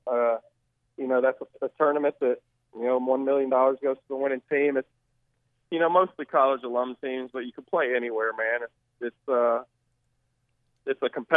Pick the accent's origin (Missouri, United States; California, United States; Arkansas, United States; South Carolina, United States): Arkansas, United States; Little Rock; moved away as an adult; now in Fayetteville, United States; born and raised in Little Rock.